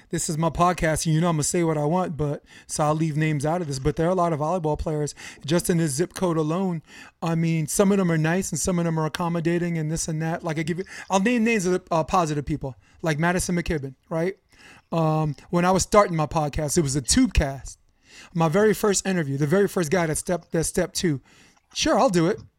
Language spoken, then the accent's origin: English; Brooklyn, New York, United States; I'm from Brooklyn, so I go by and I'm like, hey, what's good?